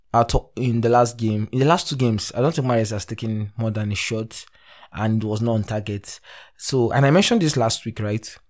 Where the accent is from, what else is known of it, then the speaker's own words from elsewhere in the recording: Nigeria; as a Nigerian